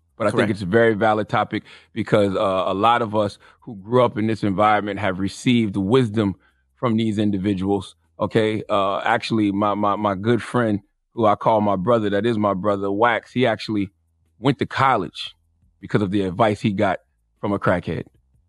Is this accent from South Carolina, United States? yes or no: yes; Moncks Corner, South Carolina, United States; I grew up in Monk's Corner, South Carolina. I grew up in a rural area on a dirt road.